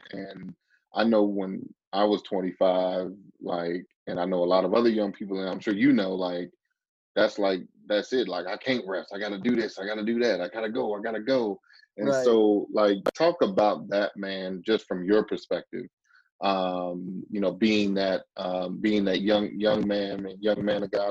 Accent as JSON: {"language": "English", "town": "Chicago", "region": "Illinois", "country": "United States", "moved": "yes", "said": "I'm originally from Chicago"}